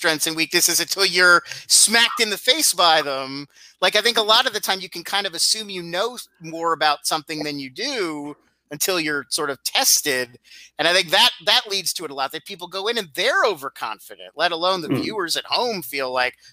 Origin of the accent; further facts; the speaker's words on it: Irvine, California, United States; also born or lived in Philadelphia, Pennsylvania / Atlantic City, New Jersey / Los Angeles, California; I was born in Philadelphia, lived in Philly till I was 10, a little bit of time in Atlantic City. My grandparents had a place in Atlantic City, so back and forth. And then, when I was 10, we moved to Orange County, California, a town called Irvine. And I was there until college